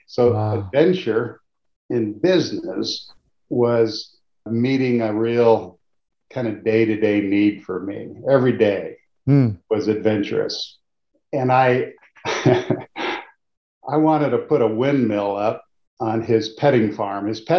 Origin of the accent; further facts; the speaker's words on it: Modesto, California, United States; moved away as an adult; So that was my whole life from first grade till, you know, through Modesto Junior College.